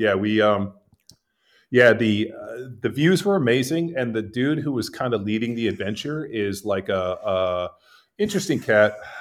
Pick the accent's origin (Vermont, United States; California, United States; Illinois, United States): California, United States; moved away as an adult; now in Texas, United States; I grew up in California, lived there for most of my life. Uh, I live in Texas now